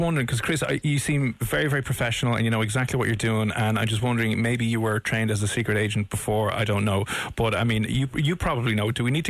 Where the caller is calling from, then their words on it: Dublin, Leinster, Ireland; I'm calling from Dublin over here in Ireland.